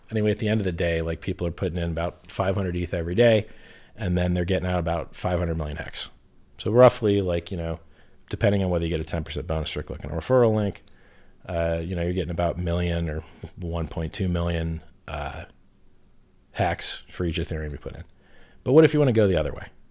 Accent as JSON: {"language": "English", "country": "United States", "tie": "born or raised there", "said": "where I grew up in America"}